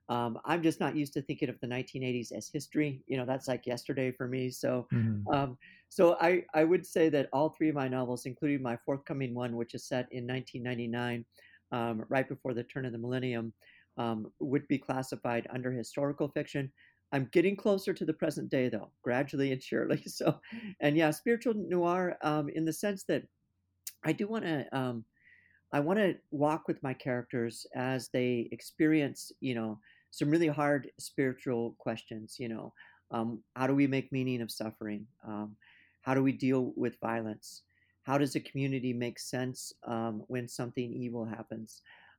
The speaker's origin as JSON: {"language": "English", "region": "California", "country": "United States", "moved": "yes", "lives_now": "Minnesota, United States", "said": "You know, I'm not from Minnesota originally. I come from Southern California, and I didn't know anything about the Dakota conflict until I was in my late 20s."}